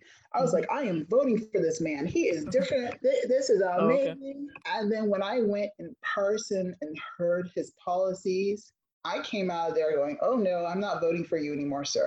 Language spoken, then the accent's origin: English; Fort Pierce, Florida, United States; being raised in Fort Pierce